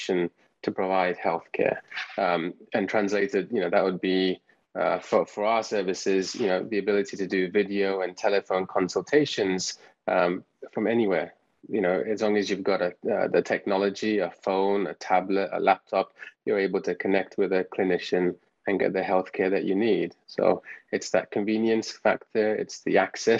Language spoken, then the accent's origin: English; England, United Kingdom; moved away as an adult; also born or lived in Canada; now in United States; as you can probably tell from my accent, I'm from England. So I did all my training over there